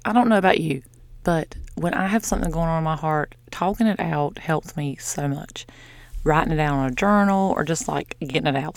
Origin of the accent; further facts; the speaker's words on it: the South, United States; I'm from the South.